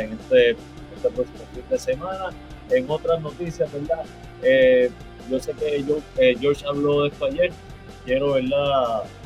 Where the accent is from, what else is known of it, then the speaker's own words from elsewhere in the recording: Puerto Rico; soy muy puertorriqueño